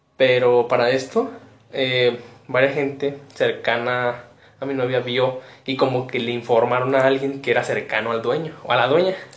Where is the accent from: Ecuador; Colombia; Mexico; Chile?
Mexico; Pénjamo, Guanajuato; somos de, somos de una de Guanajuato, de una entidad de Guanajuato que se llama Penjum Este